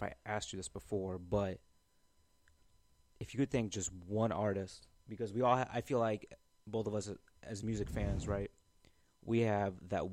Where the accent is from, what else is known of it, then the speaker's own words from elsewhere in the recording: United States; I was from North County